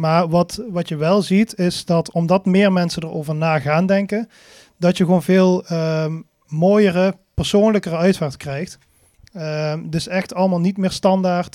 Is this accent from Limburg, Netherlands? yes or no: yes; Venray, Limburg, Netherlands; Ik kom uit Venray. Dat is niet zo heel ver hier vandaan.